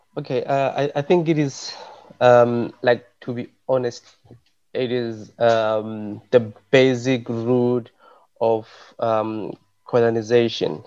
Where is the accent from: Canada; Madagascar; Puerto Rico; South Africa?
South Africa; English is a second language; moved away; I'm from South Africa